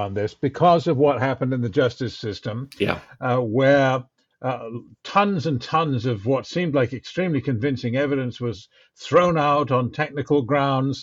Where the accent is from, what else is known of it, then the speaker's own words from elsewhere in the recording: Canada; as a Canadian